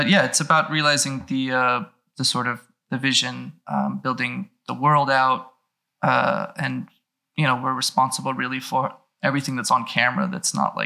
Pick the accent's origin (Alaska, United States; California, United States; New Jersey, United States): California, United States; Los Angeles; I was born and raised in Los Angeles